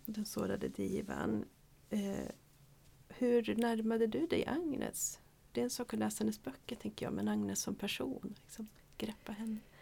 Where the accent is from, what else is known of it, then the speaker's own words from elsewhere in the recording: Gävle, Gävleborg County, Sweden; jag är från Gävle.